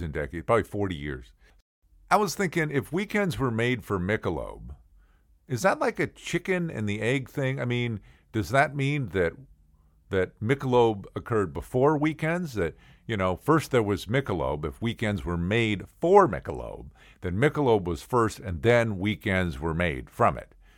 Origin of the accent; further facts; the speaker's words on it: St. Louis, Missouri, United States; I grew up in St. Louis